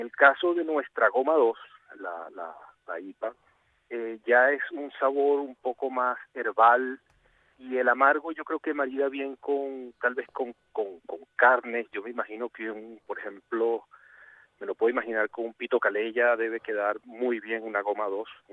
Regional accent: Venezuela; moved away as an adult; also born or lived in Puerto Rico; now in Asturias, Spain; yo salí de Venezuela en el año 2000 y viví los últimos, o sea, llevo desde el 2016 aquí en Asturias y del 2000 al 2016 estuve, o sea, esos 16 años viví en Puerto Rico

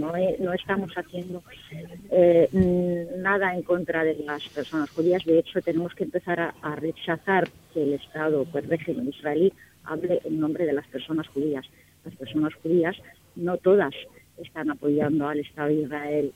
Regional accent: Palestine; mi pueblo, mi gente

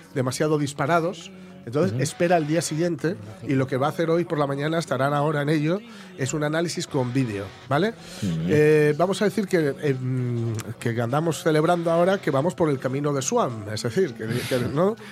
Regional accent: Spain

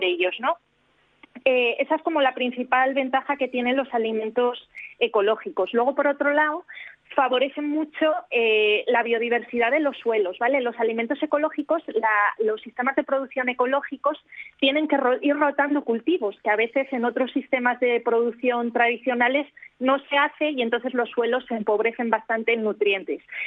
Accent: Spain; Nosotros en España

